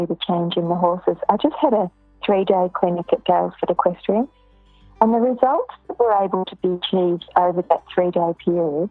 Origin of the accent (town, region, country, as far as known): Ballarat, Victoria, Australia; born or raised there; now in Melbourne, Australia